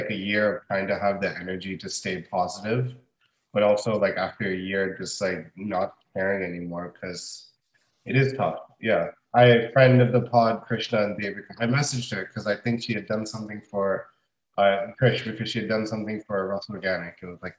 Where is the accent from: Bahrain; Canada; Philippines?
Bahrain; someone that I grew up with in Bahrain